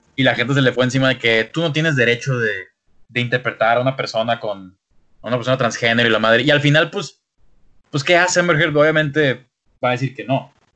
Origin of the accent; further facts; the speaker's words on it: Mexico; como mexicano